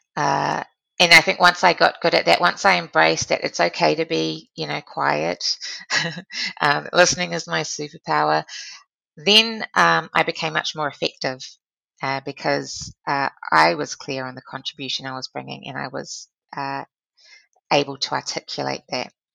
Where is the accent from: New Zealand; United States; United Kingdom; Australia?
New Zealand; being a New Zealander is a very important part of my value system and uh, contributing to um, this wonderful country that I call home